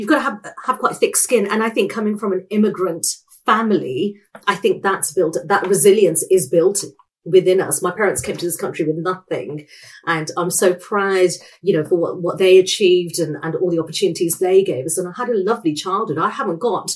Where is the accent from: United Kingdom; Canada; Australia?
United Kingdom